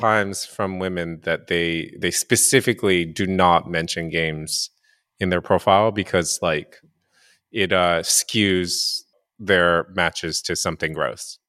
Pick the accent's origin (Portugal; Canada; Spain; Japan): Japan; moved away; I'm also half, half white, half Asian, and I grew up in Japan.